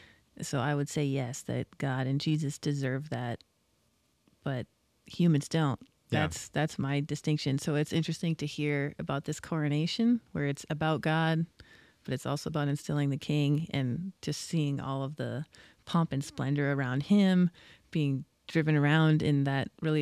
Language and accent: English; United States; Sure. As an American.